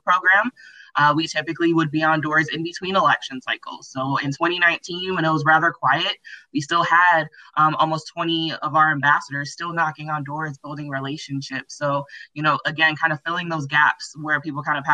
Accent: Milwaukee, Wisconsin, United States; born and raised in Milwaukee, have literally never lived anywhere else

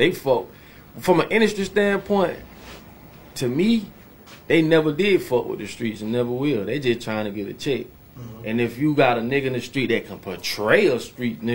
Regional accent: Palm Beach County, Florida, United States; I'm from Palm Beach County, man, small city

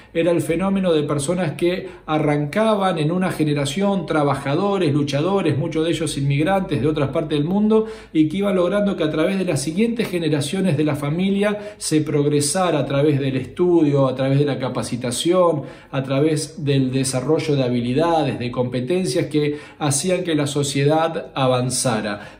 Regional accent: Argentina; Unámonos como argentinos

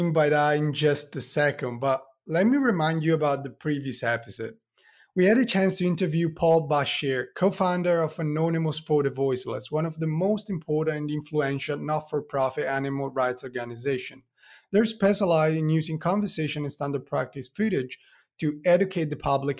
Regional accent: Italy; accent: Italian; English is a second language; as you can hear from my accent, I'm Italian

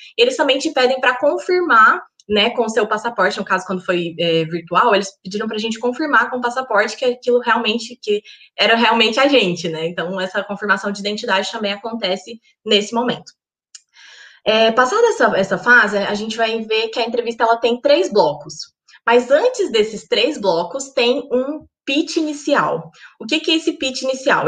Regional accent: Goiás, Brazil; moved away as an adult; also born or lived in United Kingdom; now in York, United Kingdom; eu sou goiana, do interior de Goiás, uma cidade chamada Cidade de Goiás

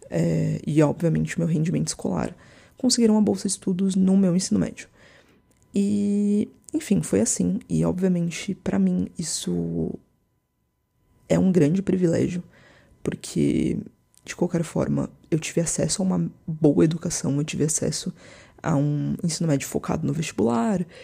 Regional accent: São José dos Campos, São Paulo, Brazil; Aquelas pessoas que eu achava que eram ricas em São José dos Campos, né? Que é a cidade onde eu cresci.

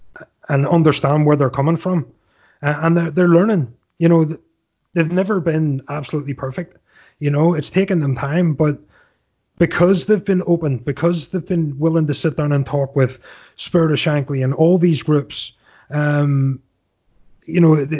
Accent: Northern Ireland, United Kingdom; now in United States; well, actually, I'm from Northern Ireland. But yeah, technically I'm from Ireland.

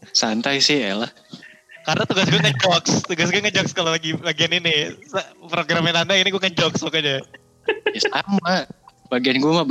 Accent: Java, Indonesia; gue mah orang Jawa nggak percaya gituan

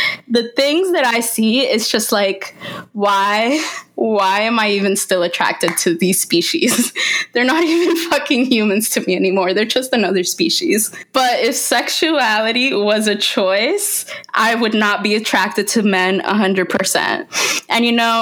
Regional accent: Bergenfield, New Jersey, United States; now in Tampa, United States; when I lived in Jersey, in Bergenfield

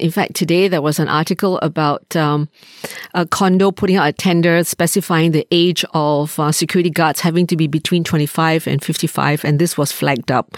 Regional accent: Malaysia; moved away as an adult; also born or lived in United States; now in Singapore; I grew up in Malaysia

